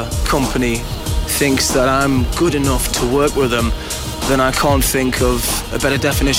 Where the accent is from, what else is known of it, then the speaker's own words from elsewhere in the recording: Newcastle upon Tyne, North East England, United Kingdom; I'm from the People's Independent Republic of Geordieland, or Newcastle upon Tyne, as most of you call it, and I'm 38.